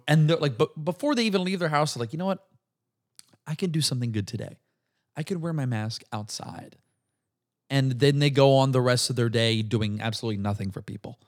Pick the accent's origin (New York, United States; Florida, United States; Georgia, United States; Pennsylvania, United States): Florida, United States; Brandon; moved away; also born or lived in Tampa, Florida; I'm from Brandon, Florida